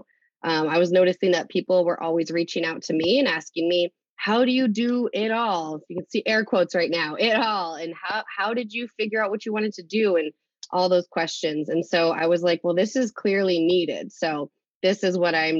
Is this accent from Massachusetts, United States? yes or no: yes; Leicester, Massachusetts, United States; now in Uxbridge, United States; I grew up in Leicester, but I live in Uxbridge right now